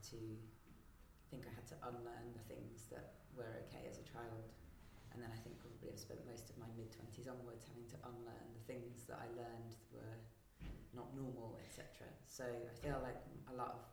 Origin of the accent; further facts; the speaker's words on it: West Midlands, United Kingdom; I grew up in the West Midlands, mostly with a Catholic, Roman Catholic upbringing